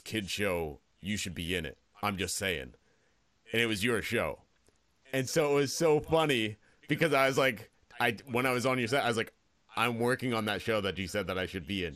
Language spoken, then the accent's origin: English; Pennsylvania, United States; moved away as an adult; now in New York, United States; I grew up in Pennsylvania